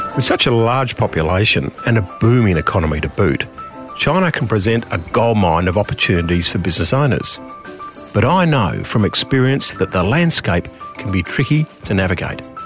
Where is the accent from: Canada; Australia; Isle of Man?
Australia; Adelaide, South Australia; my hometown of Adelaide